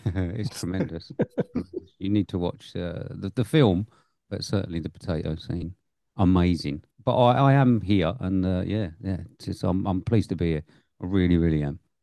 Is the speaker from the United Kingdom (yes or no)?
yes; United Kingdom; being British